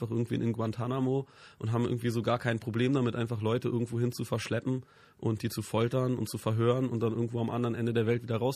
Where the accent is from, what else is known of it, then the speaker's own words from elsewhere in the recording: Berlin, Germany; Ich bin, ich bin nicht nur in Westberlin groß geworden, sondern sogar im amerikanischen Sektor.